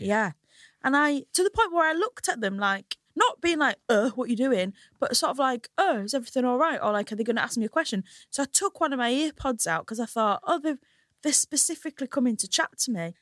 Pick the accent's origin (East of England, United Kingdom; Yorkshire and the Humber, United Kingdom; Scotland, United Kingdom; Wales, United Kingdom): Yorkshire and the Humber, United Kingdom; Hull; now in London, United Kingdom; I'm from a lovely little place called Hull